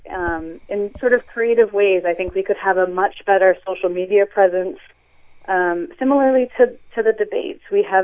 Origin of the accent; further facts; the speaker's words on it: Gloucester, Massachusetts, United States; Both my husband and I grew up in Gloucester and were educated in the public school system here